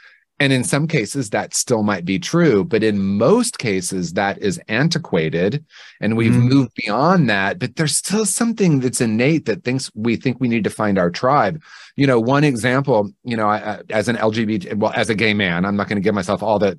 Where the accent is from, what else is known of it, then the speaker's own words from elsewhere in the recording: Indiana, United States; I grew up in Indiana in the 1970s, and we were swimming in racism, swimming in anti-Semitism, swimming in homophobia.